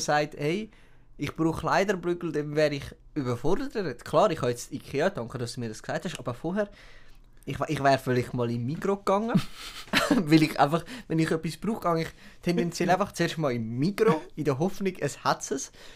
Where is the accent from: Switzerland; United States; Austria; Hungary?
Switzerland; als Schweizer